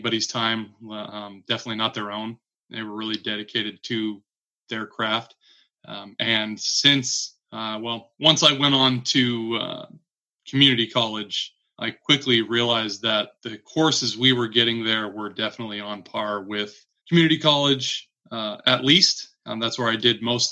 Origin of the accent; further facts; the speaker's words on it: Citrus Heights, California, United States; I was born and raised in Citrus Heights, California, which is a small suburb about 10 minutes northeast of Sacramento proper